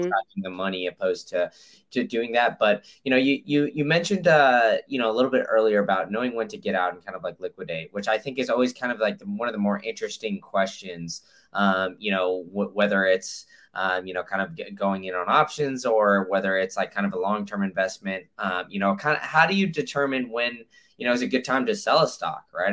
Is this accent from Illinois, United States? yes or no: yes; Chicago, Illinois, United States; moved away; originally from Chicago